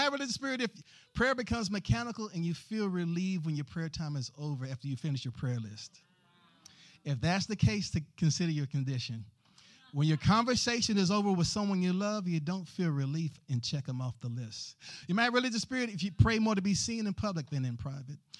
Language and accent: English; the South, United States; growing up in the South